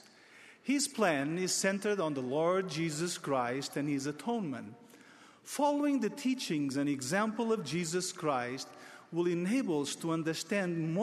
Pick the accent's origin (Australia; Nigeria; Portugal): Portugal; my home country of Portugal